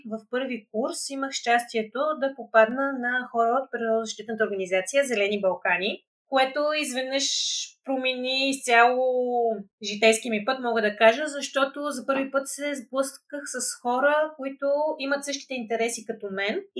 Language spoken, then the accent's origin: Bulgarian; Plovdiv, Plovdiv Province, Bulgaria; аз съм родена в Пловдив